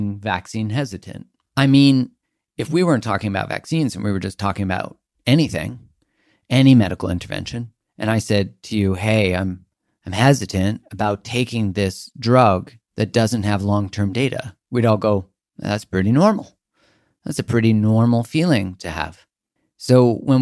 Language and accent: English; Canada; I'm from Canada